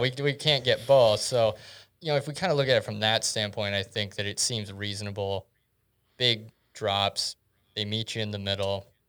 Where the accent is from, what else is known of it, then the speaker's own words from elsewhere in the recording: South Dakota, United States; growing up in South Dakota through two thousand seven, two thousand eight